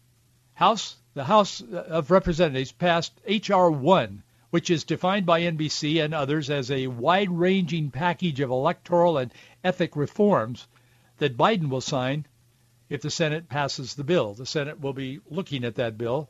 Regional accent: Yakima, Washington, United States; That was just normal for us guys growing up in the Yakima and Yakima Valley.

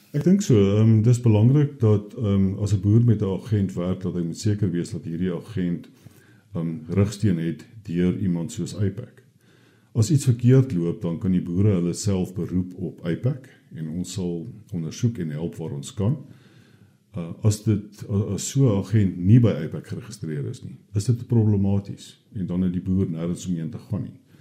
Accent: South Africa; ons as Suid-Afrikaners

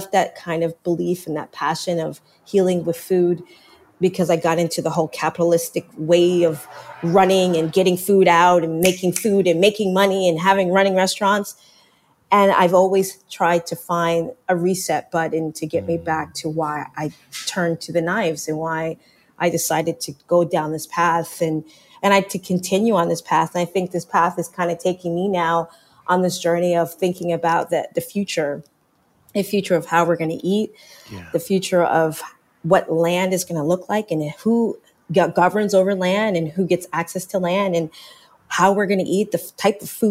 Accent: Canada; as a Jamaican Canadian, now born American, but non-American person

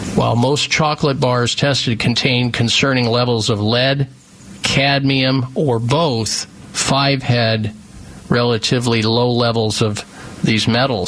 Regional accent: Midwest, United States; moved away; I grew up in the Midwest

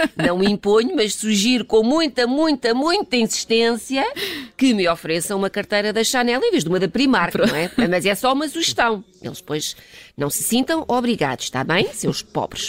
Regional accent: Lisbon, Portugal; eu sou portuguesa, lisboeta

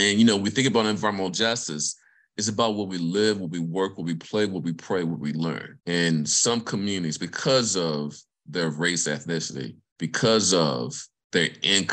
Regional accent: Vicksburg, Mississippi, United States; moved away; I'm from the state of Mississippi, grew up in Vicksburg

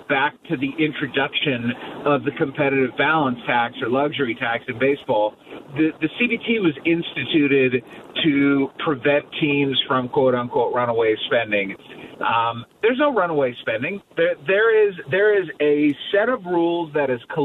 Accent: Cleveland, Ohio, United States; now in Kansas City, United States; I grew up in Cleveland

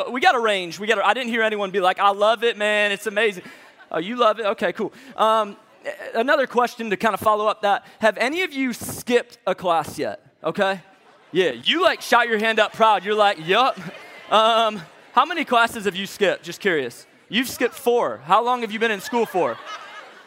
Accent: St. Louis, Missouri, United States; moved away as an adult; now in Atlanta, United States; I'm from St. Louis, Missouri.

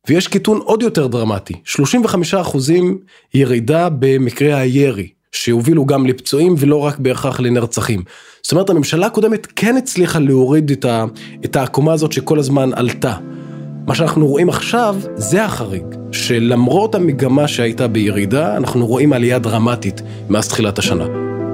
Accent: Israel; בתור אזרח ערבי במדינת ישראל

